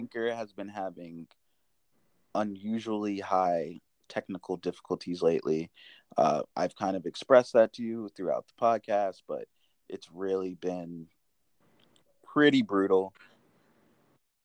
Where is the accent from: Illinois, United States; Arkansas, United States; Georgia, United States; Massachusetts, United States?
Illinois, United States; Palatine; I'm not from Schaumburg. I'm from Palatine